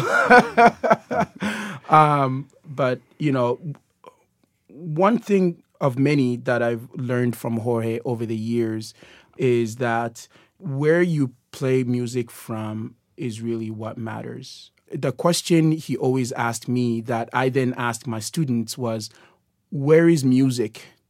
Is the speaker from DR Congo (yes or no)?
yes; DR Congo; moved away; I am originally from the Democratic Republic of Congo